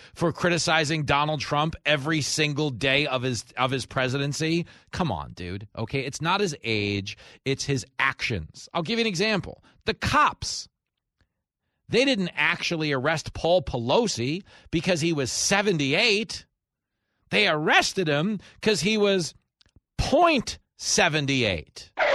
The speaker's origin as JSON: {"language": "English", "country": "United States", "said": "as an American"}